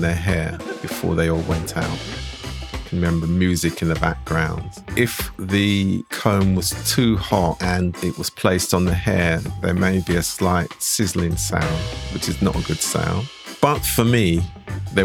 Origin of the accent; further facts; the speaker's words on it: Slough, South East England, United Kingdom; also born or lived in East London / Finsbury Park, London; we sort of lived in Finsbury Park and then we moved to Slough. So I actually regard myself as a Slough man.